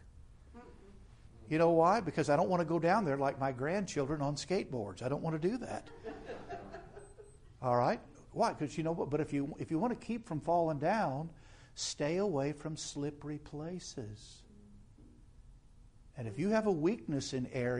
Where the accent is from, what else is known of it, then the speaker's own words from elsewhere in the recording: United States; we as American Christians